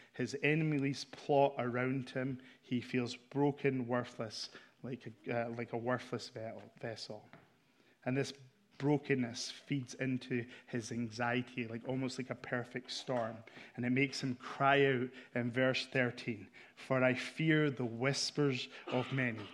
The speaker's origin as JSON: {"language": "English", "region": "Scotland", "country": "United Kingdom", "said": "I'm here from Scotland"}